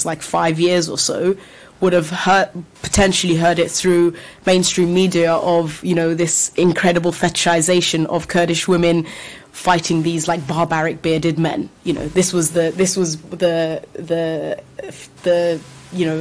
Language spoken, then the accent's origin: English; London, United Kingdom; I'm from London, so particularly in this country.